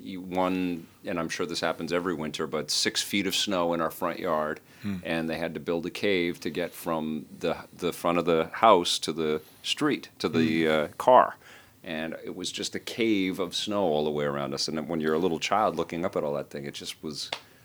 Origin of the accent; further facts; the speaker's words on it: Montreal, Quebec, Canada; born there; Yeah, we're not francophones, and we apologize. I was born in Montreal, though, and I love this city.